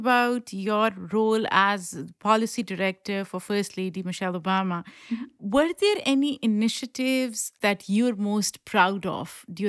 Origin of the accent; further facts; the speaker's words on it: Pakistan; I grew up in Pakistan, so that's the first thing that comes to my mind.